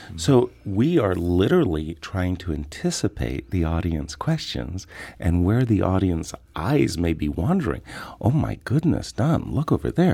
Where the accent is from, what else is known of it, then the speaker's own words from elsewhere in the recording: Seattle, Washington, United States; I'm from Seattle